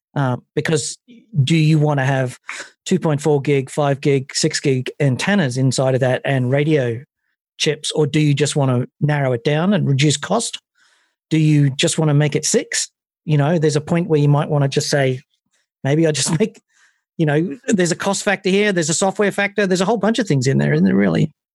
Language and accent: English; United Kingdom